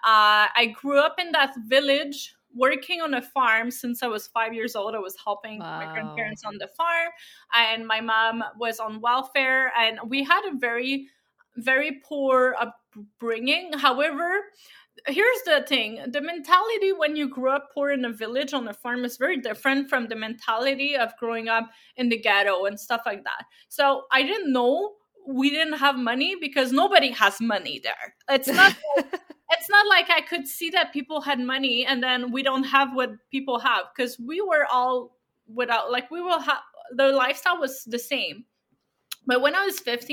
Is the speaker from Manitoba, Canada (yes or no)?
no; Abitibi-Témiscamingue, Quebec, Canada; I come from a little village in Abitibi-Témiscamingue.